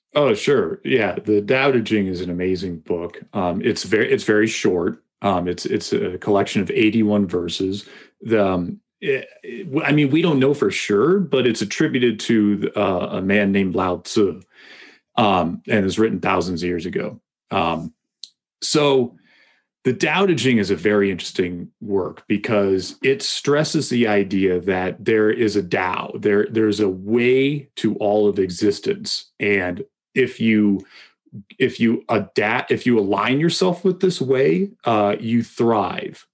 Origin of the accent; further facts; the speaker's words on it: Massachusetts, United States; now in Colorado, United States; I grew up in Massachusetts